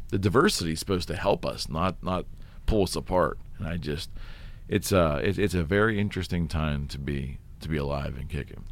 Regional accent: United States; as an American

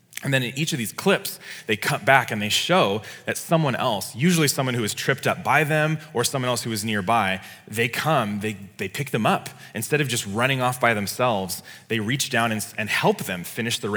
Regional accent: California, United States; as a Californian

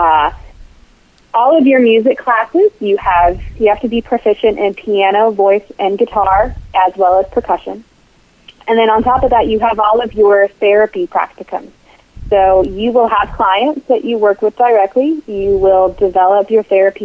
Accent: Charlottesville, Virginia, United States; So I grew up in Charlottesville. It's my hometown

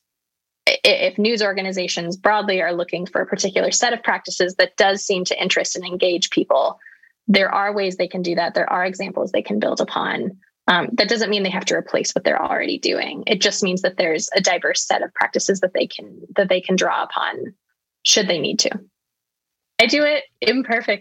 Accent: United States; moved away as an adult; now in United Kingdom; now living in the UK as an American

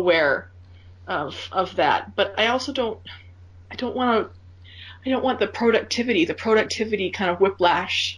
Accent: Minnesota, United States; I grew up in Minnesota, and I grew up as a part of a very, how shall I put this? A very Scandinavian farmer, work super hard family

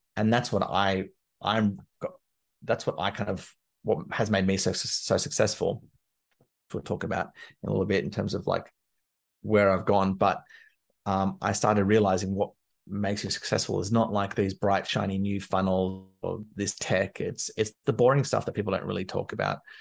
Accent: Canberra, Australian Capital Territory, Australia; moved away as an adult; also born or lived in London; I'm from Canberra in Australia, which is the capital, but it's not a big city

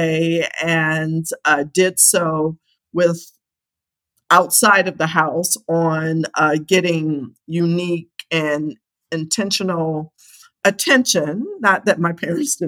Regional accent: Akron, Ohio, United States; I'm just a kid from Akron, Ohio, and I'm a very proud Buckeye. I grew up in Akron, went to Akron Public Schools

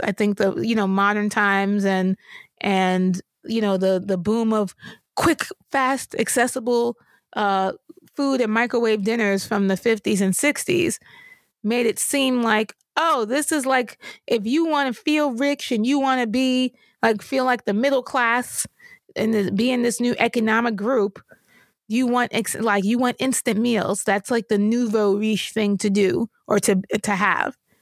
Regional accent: New York, United States; I grew up in New York

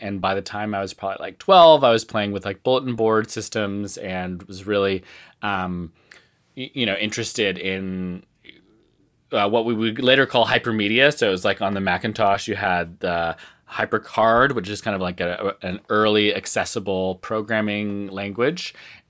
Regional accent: Salt Spring Island, British Columbia, Canada; they built a new high school building in the town that I grew up in Salt Spring Island, British Columbia.

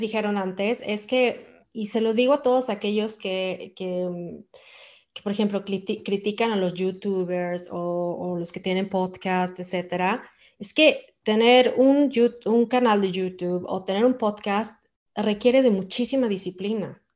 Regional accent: Mexico; now in Sweden

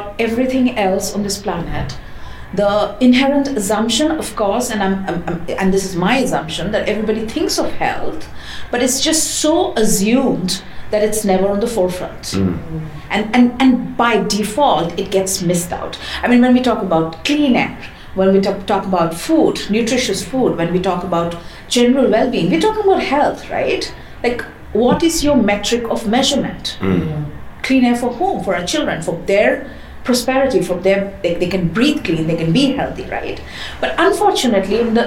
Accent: India; I come from the Global South. I come from India

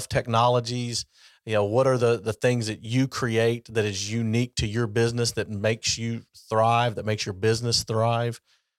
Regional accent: LaRue County, Kentucky, United States; I grew up in LaRue County, which has a pretty good wrestling program.

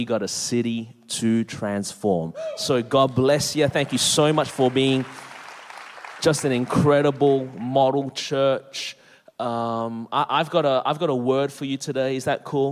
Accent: Melbourne, Victoria, Australia; now in Anderson, South Carolina, United States; born and raised in Melbourne, Australia. That's the reason my voice is this way

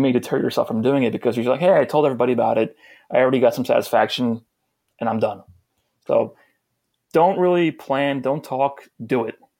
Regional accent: New York, United States; I'm from New York

